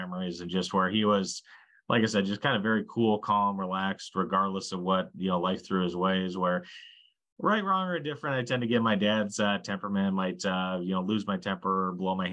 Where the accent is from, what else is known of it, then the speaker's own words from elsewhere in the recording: Slayton, Minnesota, United States; my hometown of Slayton, Minnesota